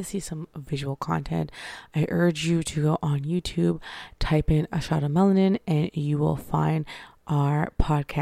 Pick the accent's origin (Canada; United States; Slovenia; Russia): Canada; me being a Canadian